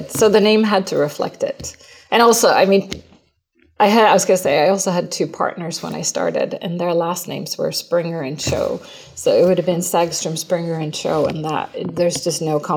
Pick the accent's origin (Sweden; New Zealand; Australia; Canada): Sweden; moved away; you know, I came from Sweden, I started working in the US.